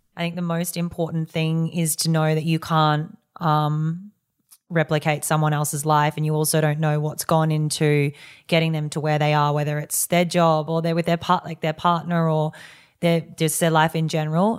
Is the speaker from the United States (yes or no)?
no; Yeppoon, Queensland, Australia; moved away; I grew up in Yeppoon, which was this tiny town